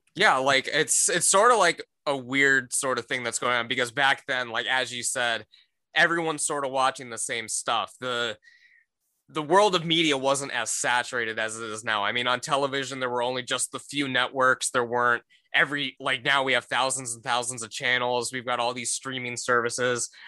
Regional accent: Cleveland, Ohio, United States; I'm from the Cleveland area

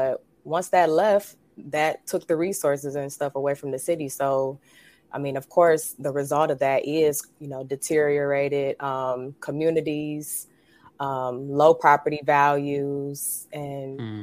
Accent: Detroit, Michigan, United States; I was born and raised in Detroit, Michigan.

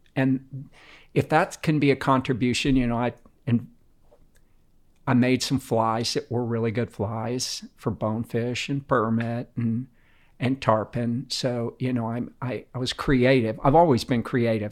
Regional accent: Tampa, Florida, United States; I grew up in Tampa, everybody was from the north

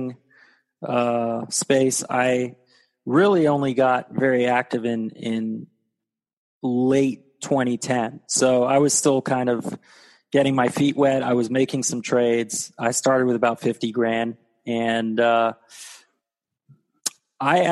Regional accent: Texas, United States; moved away; also born or lived in Florida; I grew up in Texas.

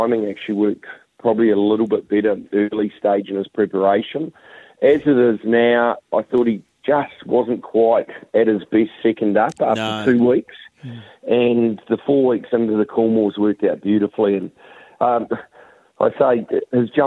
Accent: New Zealand; now in Australia; being a Kiwi

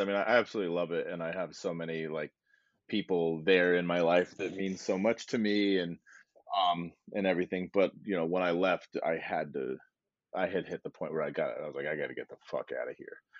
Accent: Arizona, United States; moved away as an adult; also born or lived in Salt Lake City, Utah; now in New York, United States; I moved here from Salt Lake City, Utah, but I grew up in a small town in Arizona

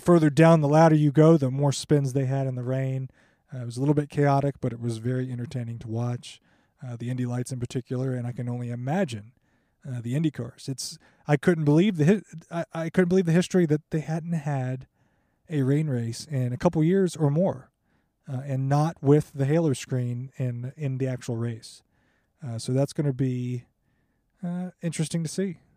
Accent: United States; As an American Formula One and motorsport fan

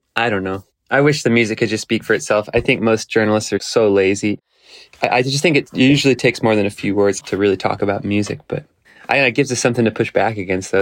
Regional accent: Texas, United States; I grew up in Texas playing gut house blues

